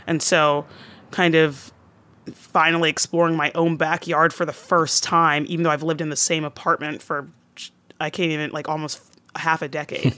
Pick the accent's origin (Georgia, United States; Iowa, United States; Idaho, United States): Georgia, United States; Atlanta; moved away as an adult; now in New York, United States; I'm originally from the Atlanta area